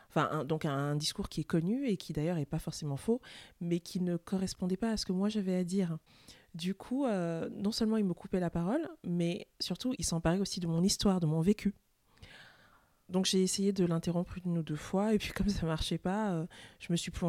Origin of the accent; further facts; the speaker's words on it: France; je suis française et je suis camerounaise.